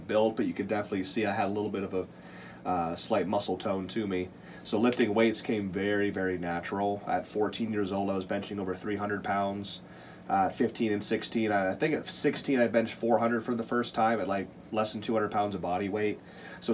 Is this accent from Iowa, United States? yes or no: no; Montana, United States; moved away; also born or lived in Ohio; I'm actually from Montana